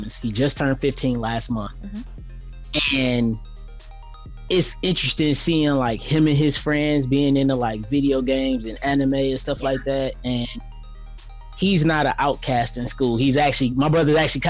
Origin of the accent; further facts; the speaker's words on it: Detroit, Michigan, United States; growing up in a city like Detroit